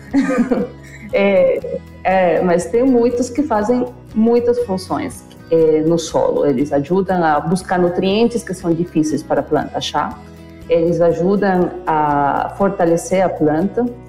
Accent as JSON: {"language": "Portuguese", "country": "Venezuela", "tie": "born or raised there", "second_language": "Portuguese", "moved": "as an adult", "lives_now": "Brazil", "said": "eu sou nascida na Venezuela, é, eu vim para o Brasil em 2000, me formei como bióloga na Venezuela"}